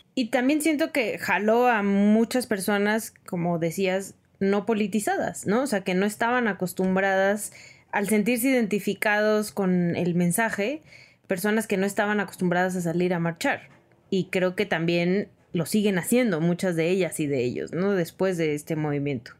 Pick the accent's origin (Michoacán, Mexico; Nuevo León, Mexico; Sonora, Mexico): Sonora, Mexico; moved away; yo soy de Sonora